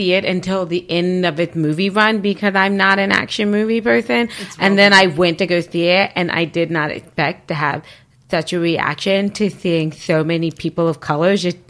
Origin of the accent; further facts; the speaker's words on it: United States; if I go to Africa, I'm still American. I'm so American.